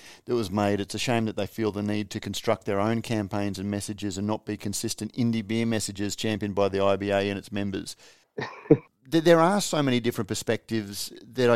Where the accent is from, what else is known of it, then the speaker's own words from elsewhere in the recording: Queensland, Australia; as a Queenslander